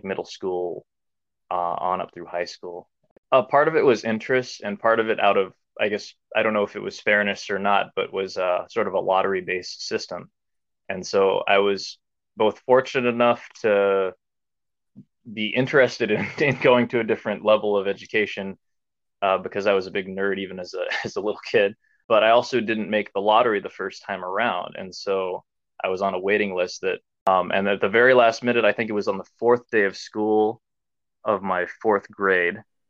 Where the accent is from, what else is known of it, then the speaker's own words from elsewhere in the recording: Omaha, Nebraska, United States; also born or lived in South Korea; I was adopted from South Korea to North Omaha, Nebraska. And my parents still live there to this day. And the community that I grew up within was predominantly Black